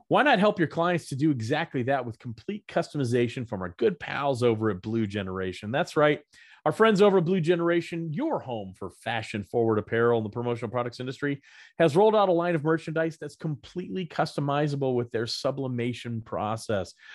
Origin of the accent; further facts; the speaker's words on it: the South, United States; Growing up in the South